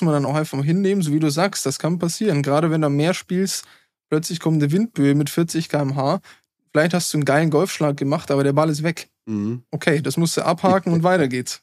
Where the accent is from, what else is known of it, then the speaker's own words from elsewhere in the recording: Germany; als Deutscher